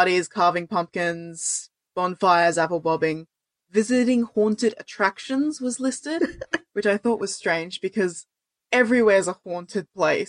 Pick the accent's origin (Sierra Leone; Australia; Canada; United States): Australia; we're both Australian. Halloween isn't really a thing here.